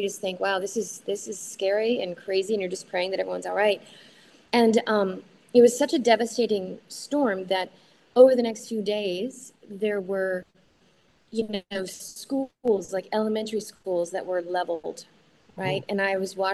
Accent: Oklahoma City, Oklahoma, United States; moved away; I'm from Oklahoma City. I grew up there, and my mom still lives there.

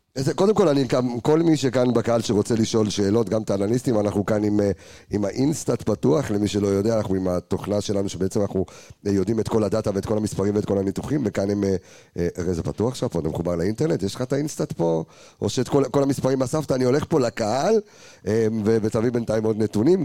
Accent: Jerusalem, Jerusalem District, Israel; אני ירושלמי

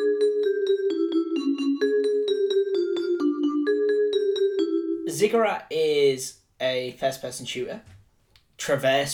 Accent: Yorkshire and the Humber, United Kingdom; I'm from Yorkshire

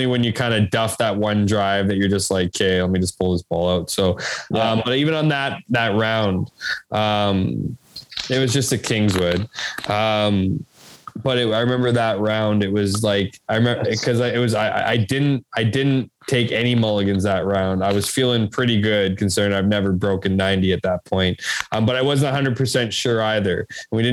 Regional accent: Winnipeg, Manitoba, Canada; also born or lived in Ottawa; I grew up in Westwood

